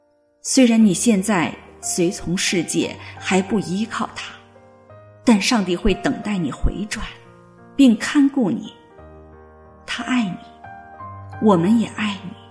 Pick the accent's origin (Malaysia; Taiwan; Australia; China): China; Guangxi; moved away as an adult; now in United States; 我的家乡是山歌缭绕的刘三姐的故乡广西。大学毕业以后，我考进了政府税务部门，成为了一名公务员。